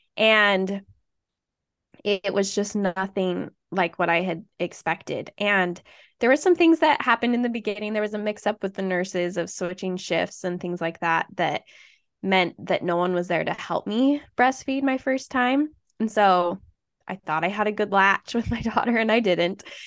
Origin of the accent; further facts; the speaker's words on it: Utah, United States; moved away as an adult; now in Iowa, United States; I grew up in Utah, went to the same high school as Anna